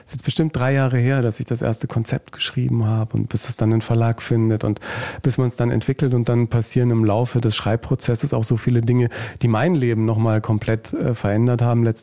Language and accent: German; Nuremberg, Bavaria, Germany; born there; also born or lived in Hanover / Murnau; Ich bin in Nürnberg in Franken geboren